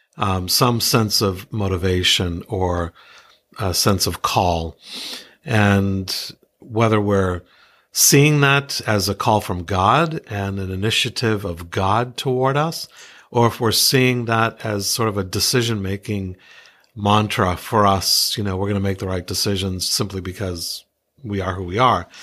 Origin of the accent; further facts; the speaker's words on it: New England, United States; also born or lived in Iowa; I grew up here in New England